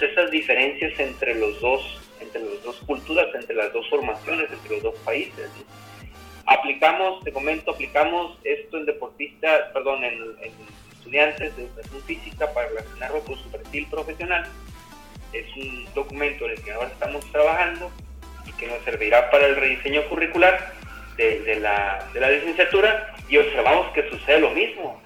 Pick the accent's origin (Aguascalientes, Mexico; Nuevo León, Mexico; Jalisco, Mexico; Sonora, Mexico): Sonora, Mexico; moved away as an adult; now in Colima, Mexico; Soy originario de de Sonora